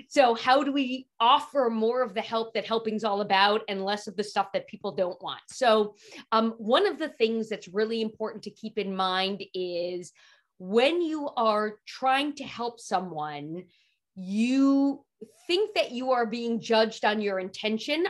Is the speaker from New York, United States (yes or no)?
yes; New York City, New York, United States; I grew up in Manhattan